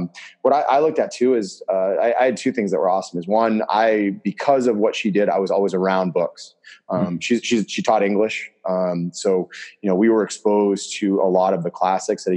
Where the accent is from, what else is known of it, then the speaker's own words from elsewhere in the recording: Southern Maine, United States; I was born in Southern Maine, actually. I was nowhere near Chicago.